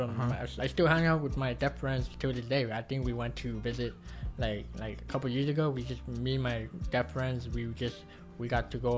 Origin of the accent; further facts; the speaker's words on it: Wilmington, United States; my own hometown school